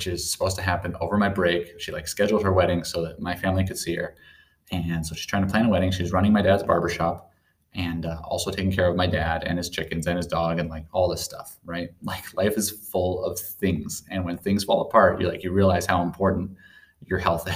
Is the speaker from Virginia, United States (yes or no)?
no; Sandpoint, Idaho, United States; moved away; the city of Sandpoint. That's the town I grew up